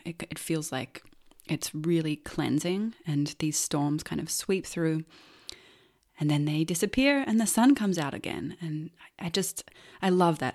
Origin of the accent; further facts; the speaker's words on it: Melbourne, Victoria, Australia; also born or lived in Los Angeles, United States; now in Silver Coast, Portugal; growing up in Melbourne